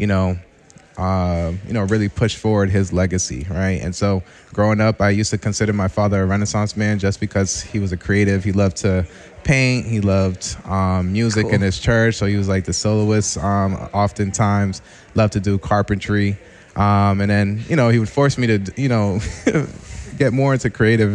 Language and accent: English; Boston, Massachusetts, United States; also born or lived in Mattapan / Randolph, Massachusetts; I was born in Mattapan. Then ended up transitioning and moving out to South Shore Randolph, and now I've been in South Boston for the past 3 years